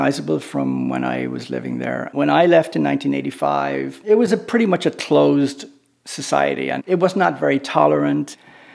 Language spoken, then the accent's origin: English; Naas, Leinster, Ireland; moved away as an adult; I grew up in Naas, County Kildare